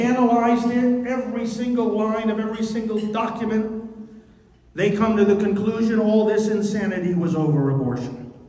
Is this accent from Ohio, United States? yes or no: no; New York, United States; my home state of New York